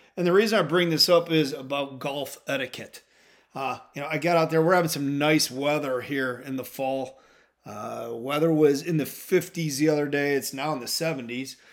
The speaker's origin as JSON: {"language": "English", "region": "Midwest", "country": "United States", "said": "I'm from the Midwest"}